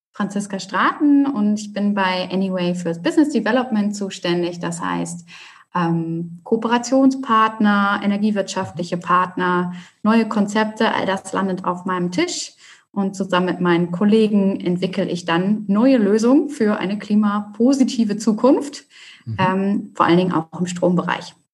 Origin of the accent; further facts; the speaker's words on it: Hamburg, Germany; ich bin eine Hamburger Dern, äh, habe es quasi mhm. nie aus der Stadt rausgeschafft.